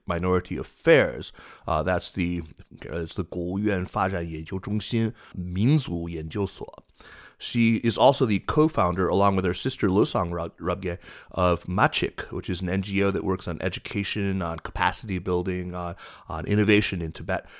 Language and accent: English; North Carolina, United States; my home state of North Carolina